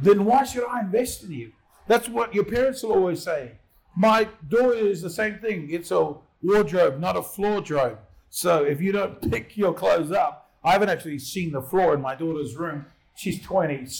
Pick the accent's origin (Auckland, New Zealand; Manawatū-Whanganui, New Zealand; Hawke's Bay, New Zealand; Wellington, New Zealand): Auckland, New Zealand; now in Australia; I grew up in South Auckland. I grew up in once were Warriors territory